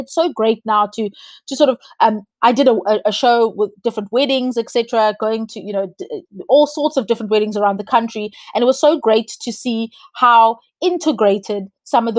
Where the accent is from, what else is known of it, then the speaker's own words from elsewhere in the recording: South Africa; I'm South African